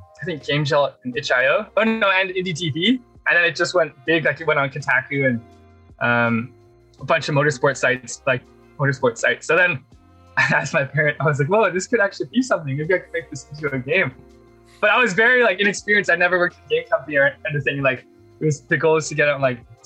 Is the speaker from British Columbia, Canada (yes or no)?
yes; Vancouver, British Columbia, Canada; I grew up in Vancouver in Canada